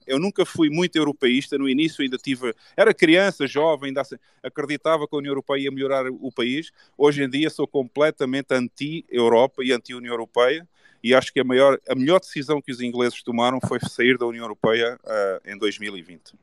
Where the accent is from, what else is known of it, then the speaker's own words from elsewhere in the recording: Portugal; Eu gosto de Portugal, eu nasci em Portugal, gosto da cultura, gosto das pessoas